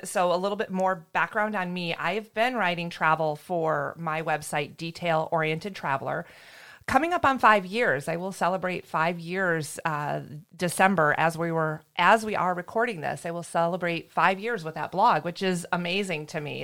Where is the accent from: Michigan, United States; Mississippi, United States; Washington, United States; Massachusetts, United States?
Michigan, United States; moved away as an adult; now in Florida, United States; I am a Michigan girl. I grew up near Lake Michigan.